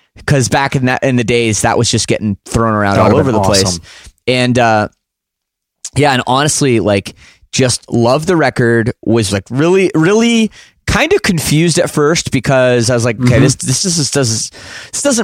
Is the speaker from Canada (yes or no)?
yes; Canada